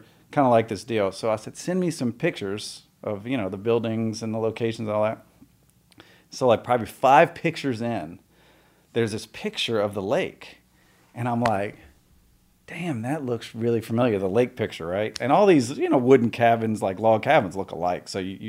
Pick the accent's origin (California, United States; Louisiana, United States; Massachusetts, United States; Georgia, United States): Louisiana, United States; New Orleans; born there; So, I was born in New Orleans, moved around a bunch.